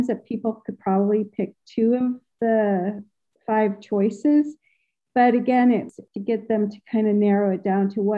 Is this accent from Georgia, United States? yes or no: no; Evergreen, Colorado, United States; now in Norway; I'm originally from Evergreen